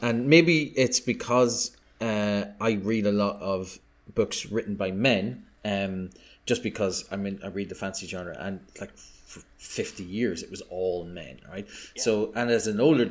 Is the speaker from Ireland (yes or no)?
yes; Ireland; being Irish and my inability to say TH properly